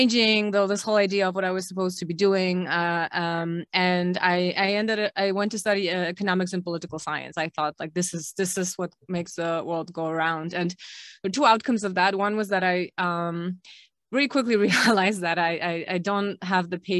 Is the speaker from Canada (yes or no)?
no; Krakow, Lesser Poland, Poland; I'm originally from Poland, from Krakow, grew up here